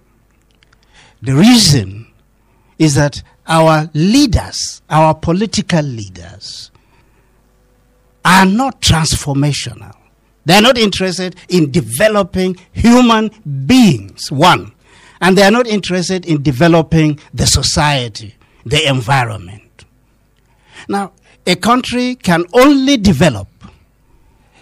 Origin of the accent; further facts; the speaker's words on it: Kaduna State, Nigeria; I'm part of Southern Kaduna. I'm from Southern Kaduna.